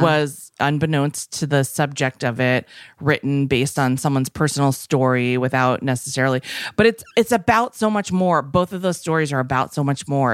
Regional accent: Minnesota, United States; also born or lived in Westport, Connecticut; now in Los Angeles, United States; I'm from Minnesota

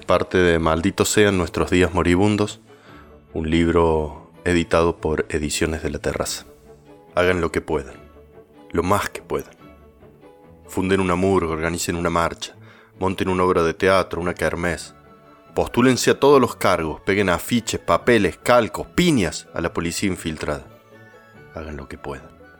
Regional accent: Córdoba, Argentina; also born or lived in La Calera; soy un escritor cordobés y vivo en La Calera, una ciudad cerquita de la ciudad de Córdoba capital

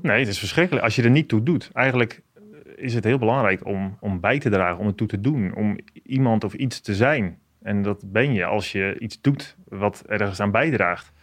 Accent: Apeldoorn, Gelderland, Netherlands; ik kom uit een gezin van tien kinderen. En wij wonen in Apeldoorn op de Veluwe.

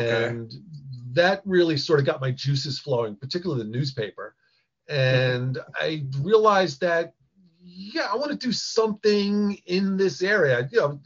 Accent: Long Island, New York, United States; I grew up on Long Island

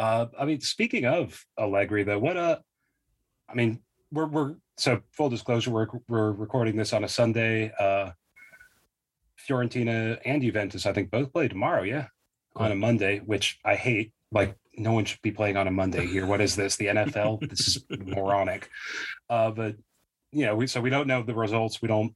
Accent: Pacific Northwest, United States; I mean, we're both from the Pacific. We both live in the Pacific Northwest. Like, we know a thing or two about rain

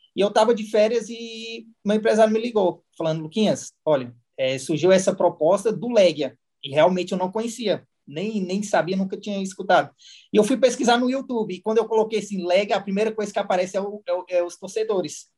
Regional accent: Samambaia, Federal District, Brazil; moved away as an adult; also born or lived in Portugal; eu nasci na Samambaia Norte

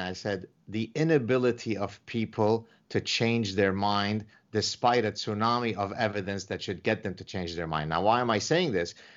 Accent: Canada; I'm Canadian

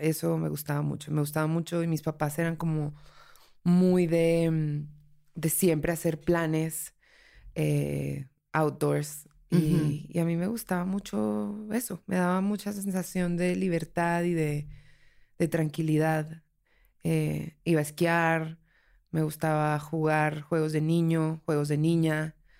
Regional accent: Colombia; now in Mexico City, Mexico; soy una habitante de la Ciudad de México. Soy colombiana de nacimiento

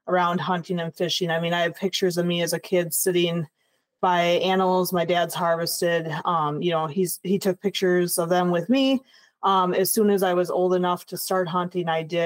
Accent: La Crosse, Wisconsin, United States; I'm originally from La Crosse, Wisconsin. So born and raised on the river

